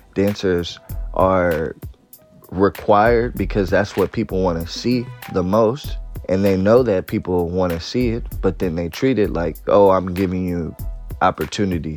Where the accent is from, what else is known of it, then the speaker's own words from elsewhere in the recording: Oakland, California, United States; I'm from Oakland, California.